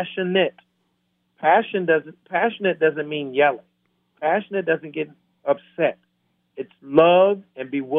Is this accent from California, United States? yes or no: no; Camden, Alabama, United States; Camden, Alabama, my hometown